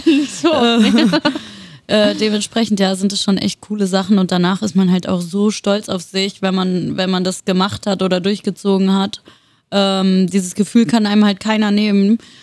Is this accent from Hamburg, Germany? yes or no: no; Würzburg, Bavaria, Germany; moved away as an adult; also born or lived in Wiesbaden, Hesse; now in Berlin, Germany; Ich habe zehn Jahre in Hessen gewohnt, in der Nähe von Wiesbaden. Also ich bin auch in Wiesbaden geboren. Und äh, die anderen zehn Jahre meines Lebens habe ich dann in Würzburg in Bayern verbracht